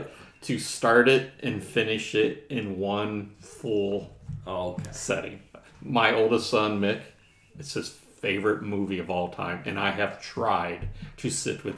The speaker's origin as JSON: {"language": "English", "town": "Mansfield", "region": "Ohio", "country": "United States", "tie": "born or raised there", "said": "I grew up in Mansfield, Ohio"}